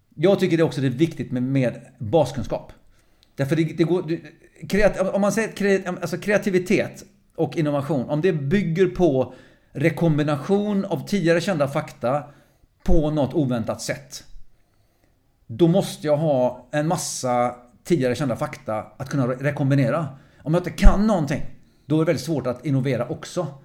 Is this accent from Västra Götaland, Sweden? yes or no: yes; Lysekil, Västra Götaland, Sweden; moved away; also born or lived in Faroe Islands / Norway / Lidingö / Gothenburg; Så jag kom till Sverige som sex sexåring, ungefär sex och halvt åring. Kom jag till Lysekil, västkusten. Mm. Så växte upp som bohuslänning.